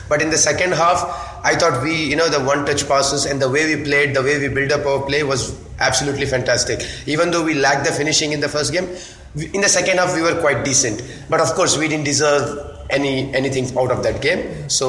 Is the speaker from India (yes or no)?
yes; India; I've ever felt as an Indian football fan.